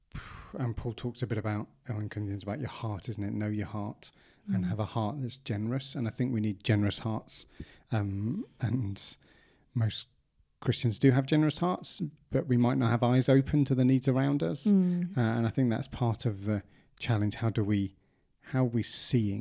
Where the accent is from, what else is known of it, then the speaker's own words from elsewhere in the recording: Brighton, South East England, United Kingdom; I grew up in Brighton